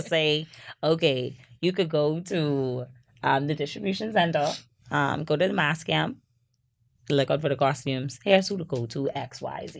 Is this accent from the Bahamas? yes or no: yes; Freeport, Grand Bahama, Bahamas; I'm also from Freeport